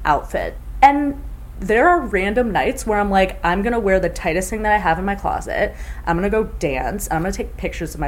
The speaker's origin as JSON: {"language": "English", "town": "Chicago", "region": "Illinois", "country": "United States", "said": "I'm from Chicago"}